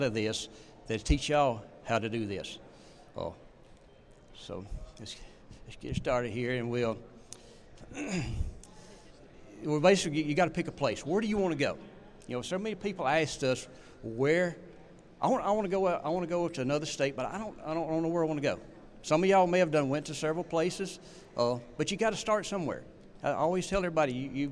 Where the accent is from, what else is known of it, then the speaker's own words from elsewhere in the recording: North Central Mississippi, United States; we're from North Central Mississippi. I grew up dog hunting